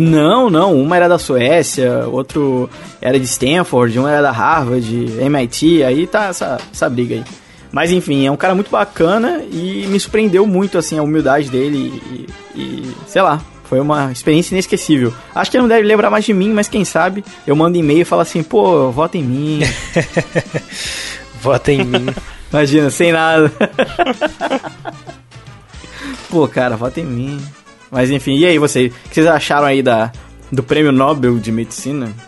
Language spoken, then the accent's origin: Portuguese; Brazil; eu sou do Brasil